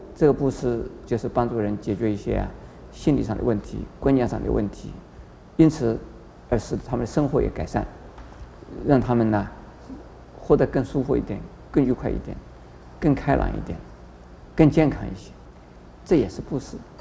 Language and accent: Chinese; China; 我们中国人